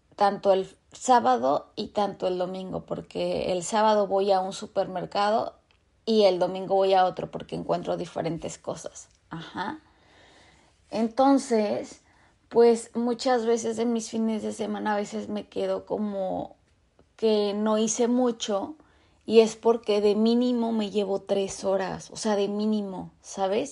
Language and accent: Spanish; Mexico; moved away as an adult; now in Vancouver, Canada; yo vivo en Vancouver. Entonces, soy de México.